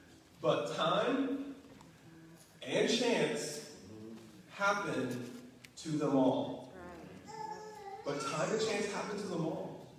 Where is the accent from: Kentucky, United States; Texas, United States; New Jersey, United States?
Kentucky, United States; moved away; You know, for me, I'm a country boy. You probably can't tell. As soon as I moved away from Kentucky, I got rid of my accent. But I was born and raised in Kentucky.